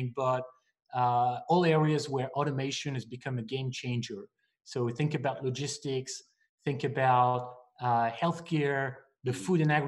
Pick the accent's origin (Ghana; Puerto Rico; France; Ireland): France; moved away as an adult; also born or lived in Asia / New York; now in United States; I'm not from here. I was born in France, where I studied engineering and finance